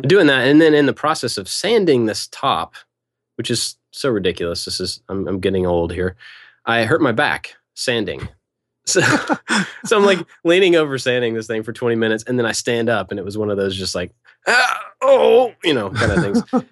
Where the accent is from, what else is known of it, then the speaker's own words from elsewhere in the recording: Kentucky, United States; I grew up in Kentucky, in that area